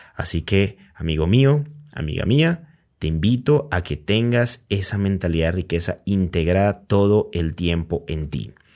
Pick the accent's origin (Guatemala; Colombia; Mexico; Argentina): Colombia; yo soy de Colombia